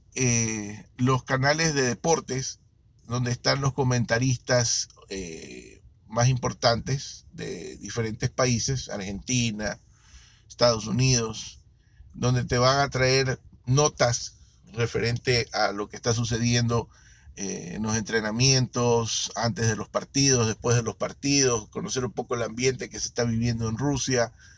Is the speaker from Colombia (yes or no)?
no; Ecuador; yo soy de Ecuador